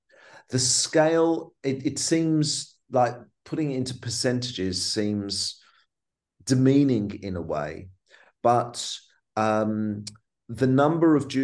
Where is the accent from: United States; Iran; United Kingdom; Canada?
United Kingdom; London; a teenager growing up in London